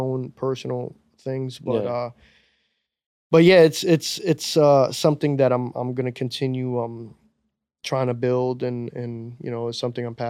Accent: New York City, New York, United States; As a New Yorker, as a dude that grew up listening to hip hop

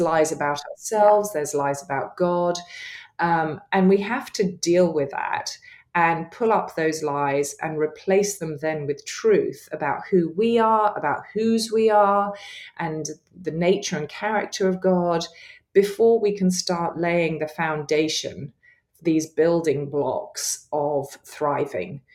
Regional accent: England, United Kingdom; accent: English; my English accent

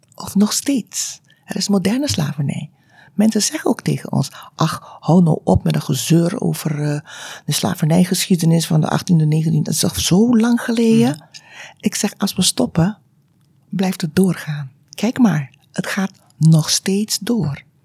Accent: Aruba; moved away as an adult; now in Tilburg, Netherlands; Ik ben geboren op Aruba, uit Surinaamse ouders. En ehm, ik heb daar eigenlijk, uh, ben daar opgegroeid

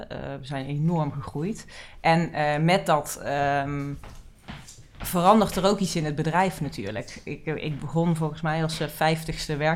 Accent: Amsterdam, North Holland, Netherlands; born there; in Amsterdam. Dus ik denk dat het die, die, die mentaliteit en die normen en waarden van Amsterdam, die zijn er vanzelf ingekomen.

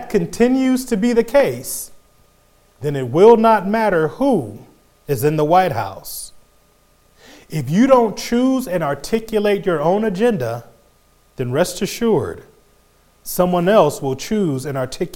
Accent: United States; we as African American Christians

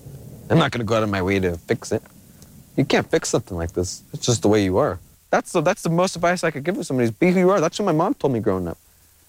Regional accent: Verona, California, United States; I'm from Verona. My people are Kumeyaay. We come from the ocean. A lot of people know us as the Ganyos. We lived at the ocean near the coast until we were shoved off.

